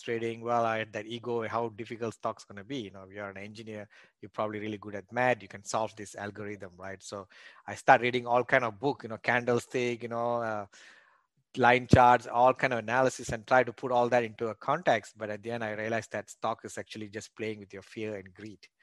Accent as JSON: {"language": "English", "country": "Malaysia", "tie": "born or raised there", "also_born_or_lived": "Australia", "moved": "as an adult", "lives_now": "United States", "said": "I was born and raised in Malaysia"}